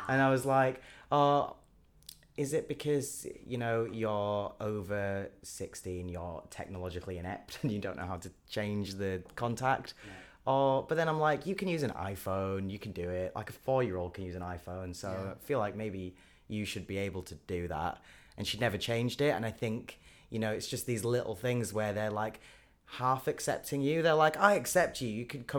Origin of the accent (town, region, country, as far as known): Leeds, Yorkshire and the Humber, United Kingdom; born or raised there; moved away; also born or lived in Brighton